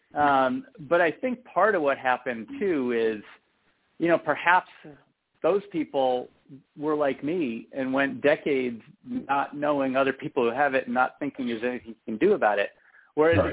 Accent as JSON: {"language": "English", "area": "San Francisco Bay Area", "region": "California", "country": "United States", "said": "I am from the San Francisco Bay Area"}